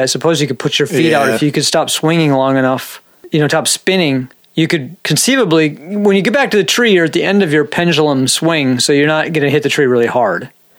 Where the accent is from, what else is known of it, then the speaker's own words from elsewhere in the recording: Minnesota, United States; born there; Nah, I'm, you know, I was born in Minnesota. But yeah, I don't know. I can't even do my Minnesota accent.